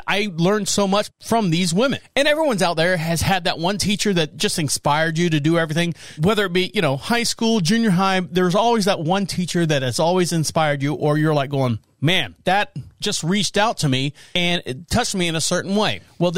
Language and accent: English; Orlando, Florida, United States; Now, I was born and raised in Orlando, Florida. I've said that many times. The house that I grew up in was walking distance to elementary school, junior high, and high school.